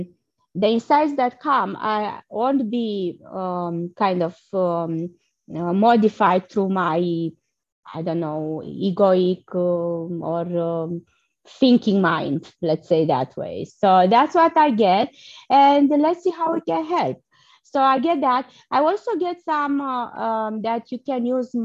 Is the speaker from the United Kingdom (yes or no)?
no; Romania; moved away; I'm originally from Romania